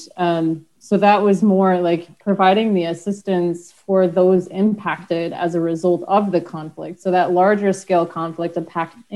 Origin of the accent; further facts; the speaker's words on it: United States; moved away; being an American, I haven't actually lived in the US for so long